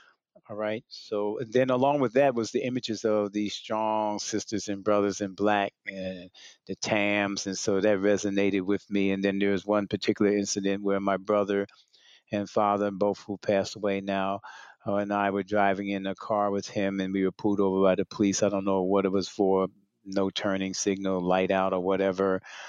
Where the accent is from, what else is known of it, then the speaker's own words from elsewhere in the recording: New Jersey, United States; now in Richmond, United States; I'm from New Jersey. I live in Richmond, Virginia now, but I'm from New Jersey.